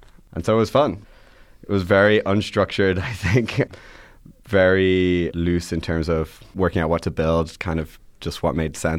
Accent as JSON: {"language": "English", "country": "Ireland", "tie": "born or raised there", "also_born_or_lived": "Boston, United States / London, United Kingdom / Atlanta, United States / New York, United States", "lives_now": "San Francisco, United States", "said": "Yeah. So I did a whole tour around the world. I was born in Boston. I lived in London, Atlanta, London, Ireland, New York, Ireland, San Francisco. And so, but I mostly grew up in Irela"}